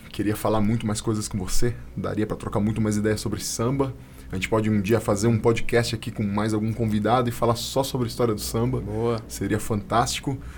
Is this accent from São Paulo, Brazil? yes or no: yes; São Paulo, Brazil; É, a gente é de São Paulo.